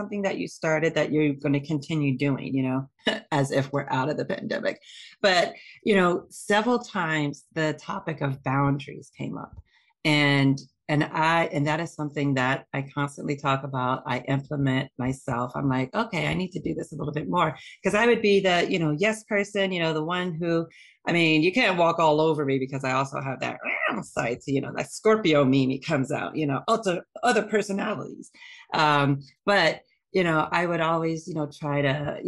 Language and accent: English; Boston, Massachusetts, United States; moved away; also born or lived in Ohio; I'm originally from Ohio, but I grew up in Boston. So I was in Boston for like 30 years